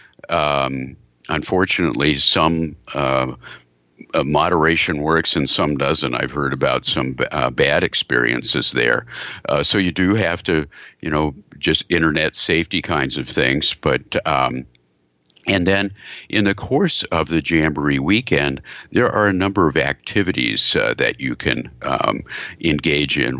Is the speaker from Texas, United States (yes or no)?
yes; Texas, United States; I'm from Texas.